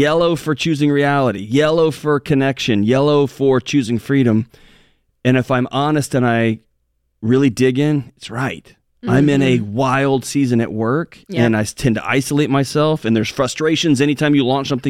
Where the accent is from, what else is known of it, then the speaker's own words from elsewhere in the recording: Texas, United States; I'm from Texas.